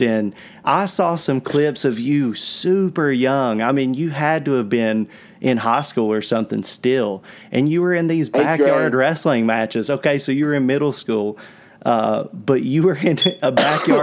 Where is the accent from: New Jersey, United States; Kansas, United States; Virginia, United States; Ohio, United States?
Virginia, United States; Southwest; where we're from